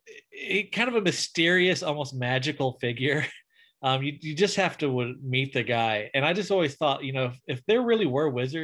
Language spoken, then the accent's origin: English; deep South Alabama, United States; I'm from deep South Alabama.